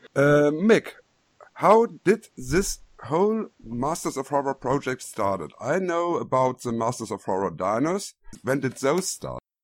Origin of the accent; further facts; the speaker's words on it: Germany; accent: German; English is a second language; also born or lived in Düsseldorf; my German accent